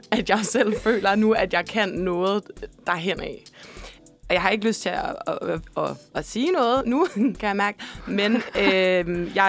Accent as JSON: {"language": "Danish", "region": "Central Denmark Region", "country": "Denmark", "tie": "born or raised there", "said": "Jamen altså, jeg er jo fra øh, Midtjylland. Øh, fra øh, landet. Landet, landet."}